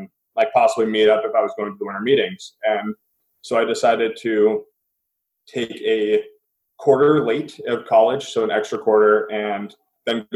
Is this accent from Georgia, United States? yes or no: no; Seattle, Washington, United States; I am from Seattle, so working for the hometown club